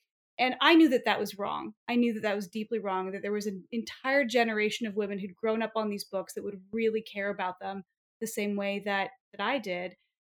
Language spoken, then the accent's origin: English; Paris, Île-de-France, France; an executive producer of the Babysitter's Club on Netflix. I grew up in Paris and I love to bake.